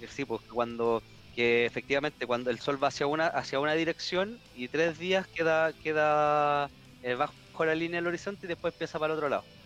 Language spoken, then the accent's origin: Spanish; Chile